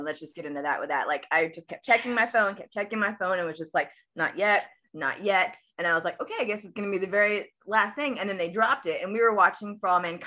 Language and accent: English; Guatemala; I'm actually Guatemalan. I'm from Guatemala